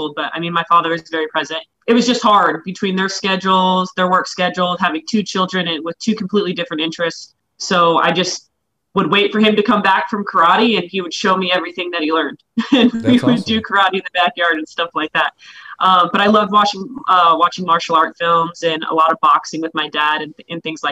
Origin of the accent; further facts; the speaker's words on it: Mesa, Arizona, United States; also born or lived in Tucson, Arizona; now in Glendale, United States; me and my sister were born in Tucson and then my parents separated and my mom met my dad now. And we moved up to Mesa, Arizona, where we pretty much grew up in Mesa, Arizona. We moved from Tucson to Mesa. I was in fourth grade